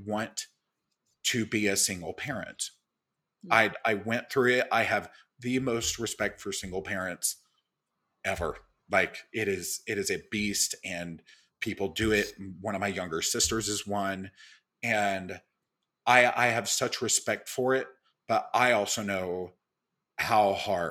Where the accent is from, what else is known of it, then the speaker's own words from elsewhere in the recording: Little Rock, Arkansas, United States; moved away as an adult; also born or lived in Mississippi / Bald Knob, Arkansas; now in New York, United States; I grew up in Little Rock and my family is actually from a very, very small town called Bald Knob.